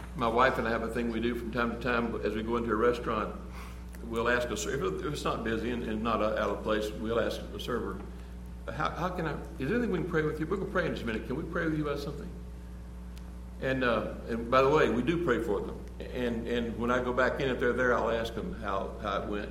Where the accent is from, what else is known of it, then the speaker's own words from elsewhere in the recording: United States; we're American.